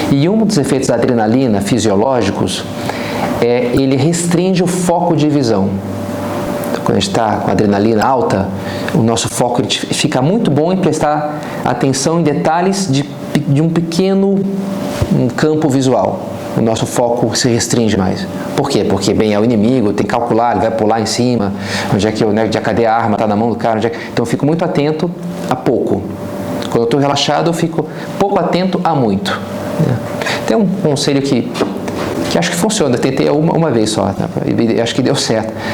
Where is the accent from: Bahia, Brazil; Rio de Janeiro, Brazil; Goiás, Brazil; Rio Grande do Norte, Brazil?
Rio de Janeiro, Brazil; como carioca, na paz, estamos aqui, tranquilo, né?